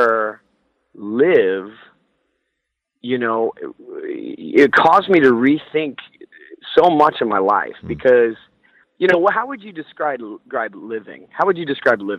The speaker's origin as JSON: {"language": "English", "town": "Houston", "region": "Texas", "country": "United States", "tie": "born or raised there", "said": "who I grew up here in Houston"}